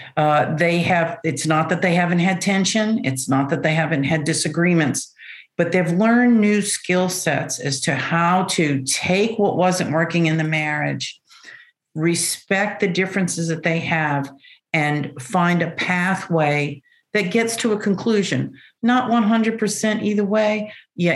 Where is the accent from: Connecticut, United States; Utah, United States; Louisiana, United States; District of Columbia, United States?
Louisiana, United States; New Orleans; moved away as an adult; also born or lived in Kerrville, Texas; now in Dallas, United States; I'm originally from New Orleans